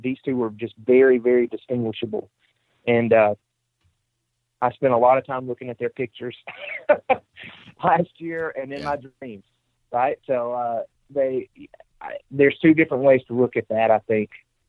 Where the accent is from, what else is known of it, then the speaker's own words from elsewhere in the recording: Mississippi, United States; I'm from Mississippi, so anything over 150 is huge.